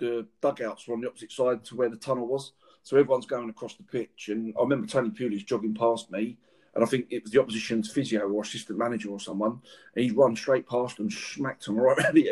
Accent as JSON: {"language": "English", "region": "London", "country": "United Kingdom", "tie": "born or raised there", "said": "I grew up in West London"}